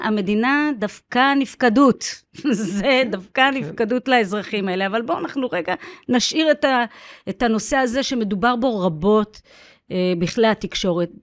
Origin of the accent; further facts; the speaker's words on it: Beersheba, Southern District, Israel; אני נולדתי בבאר שבע, גדלתי בבאר שבע